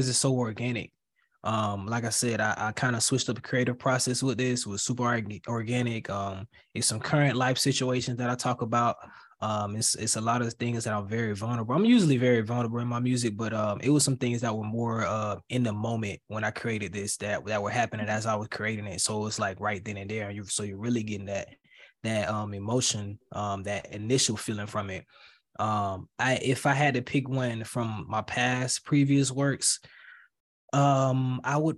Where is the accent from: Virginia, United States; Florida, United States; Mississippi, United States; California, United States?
Florida, United States; I'm from Florida